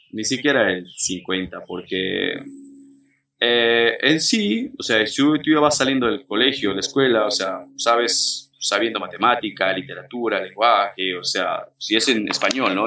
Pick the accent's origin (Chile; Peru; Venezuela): Peru; now in Mexico